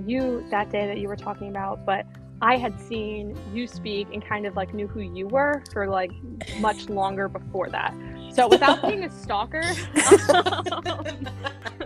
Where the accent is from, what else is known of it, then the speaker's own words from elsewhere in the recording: Franklin Lakes, New Jersey, United States; now in Boston area, United States; I grew up in New Jersey in Franklin Lakes, and now I live outside of Boston near Cape Cod